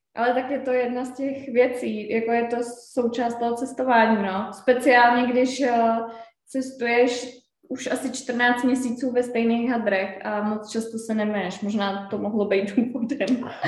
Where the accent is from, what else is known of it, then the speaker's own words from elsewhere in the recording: Czechia; my Češi